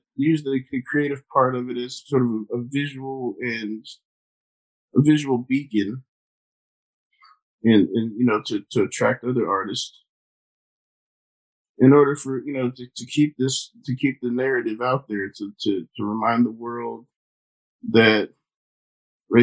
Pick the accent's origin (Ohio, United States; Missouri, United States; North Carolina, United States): North Carolina, United States; Durham; Growing up in Durham, it's a pretty diverse city